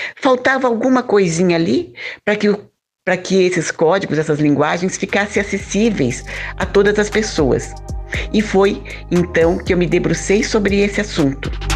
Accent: Lages, Santa Catarina, Brazil; now in Curitiba, Brazil; Eu nasci em Laje, Santa Catarina e hoje moro em Curitiba

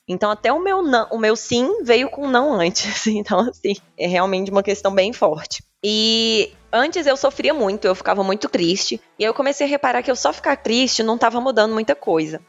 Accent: Formiga, Minas Gerais, Brazil; accent: interior de Minas; moved away as an adult; also born or lived in Uberlândia, Brazil; now in Itu, Brazil; mas eu sou natural de Minas, de uma cidade chamada Formiga. Vocês devem perceber pelo sotaque que eu sou do interior de Minas

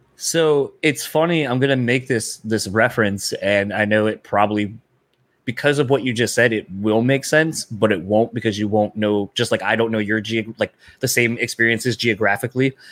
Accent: Delaware, United States; now in Michigan, United States; growing up in Delaware

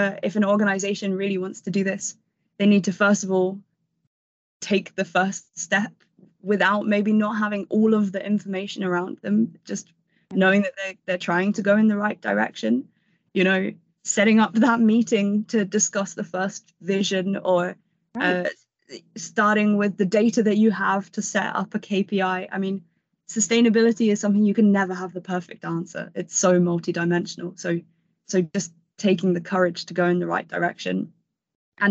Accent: London, United Kingdom; I grew up in London around the 2012 Olympics, and I went to a school in London.

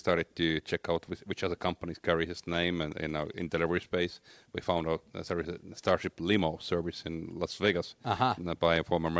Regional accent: Estonia; English is a second language; Yeah, so that explains my strange accent.

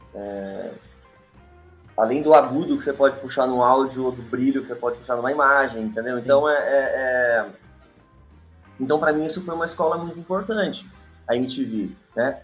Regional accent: interior of São Paulo, Brazil; moved away; eu sou do interior de São Paulo

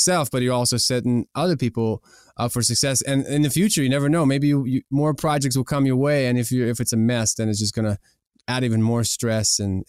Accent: Ukraine; first language ru; English is a second language; We're originally from Ukraine, but people always, you know, said that, oh, are you from Russia?

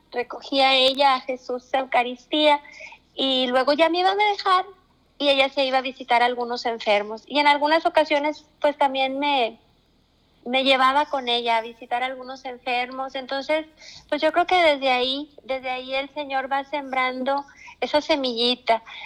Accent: Nueva Rosita, Coahuila, Mexico; also born or lived in Freeport, Texas, United States / Monterrey, Mexico; He vivido la mayor parte de mi vida aquí en Rosita. Durante algunos años de mi infancia eh, radicamos en Estados Unidos, este, en un pueblito llamado Freeport, ahí cerca de Houston

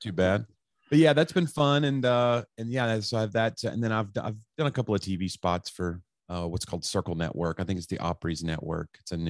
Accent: Knoxville, Tennessee, United States; now in Nashville, United States; No, I grew up in East Tennessee, Knoxville, Tennessee.

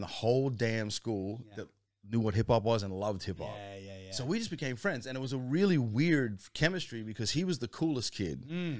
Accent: Alexandria, Virginia, United States; Man, so I grew up in the States, right? DC, just outside of DC, in a place called Alexandria, Virginia.

